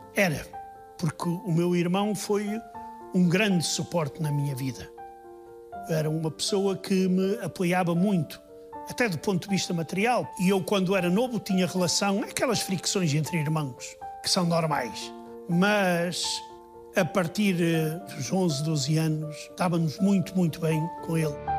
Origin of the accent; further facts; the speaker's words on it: Póvoa de Varzim, Norte, Portugal; accent: northern; moved away as an adult; also born or lived in Soviet Union; Eu nasci na fronteira entre a Póvoa e Vila do Conde. E nós íamos à Póvoa quando éramos pequenos